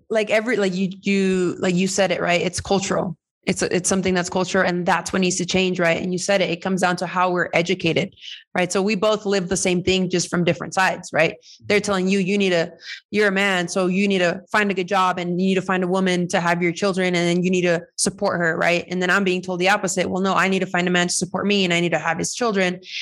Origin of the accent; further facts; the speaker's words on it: California, United States; moved away as an adult; now in Mexico; I'm Mexican American. I am. Um, I'm just so many things thanks to my parents migrating to to California and me being born there.